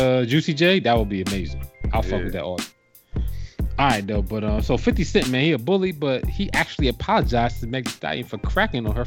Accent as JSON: {"language": "English", "region": "New Jersey", "country": "United States", "also_born_or_lived": "the American South", "moved": "yes", "said": "I lived in the South from 2000 to 2005, and like, you know, I'm coming from Jersey, and I don't know shit about the South"}